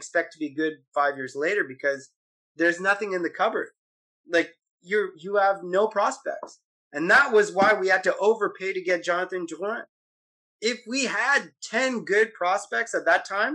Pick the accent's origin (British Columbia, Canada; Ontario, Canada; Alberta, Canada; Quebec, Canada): Quebec, Canada; Montreal; we're from Montreal.